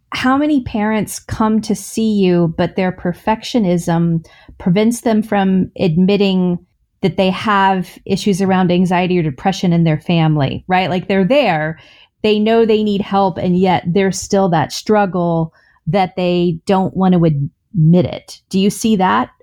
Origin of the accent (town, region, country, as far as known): the South, United States; born or raised there